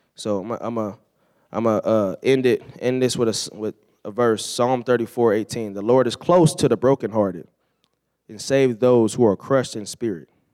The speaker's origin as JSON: {"language": "English", "region": "California", "country": "United States", "tie": "born or raised there", "said": "growing up in California"}